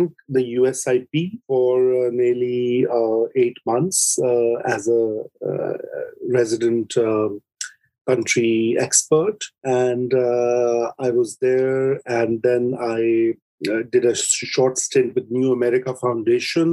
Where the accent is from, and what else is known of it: Pakistan